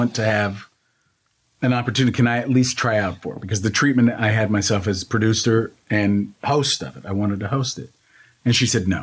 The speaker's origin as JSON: {"language": "English", "town": "Pittsburgh", "region": "Pennsylvania", "country": "United States", "tie": "born or raised there", "moved": "yes", "said": "I grew up in Pittsburgh, and my dad, like I said, was an Italian immigrant."}